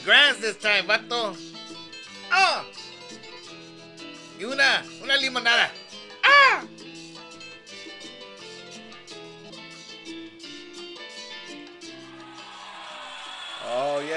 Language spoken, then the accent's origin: English; Texas, United States; We're from Texas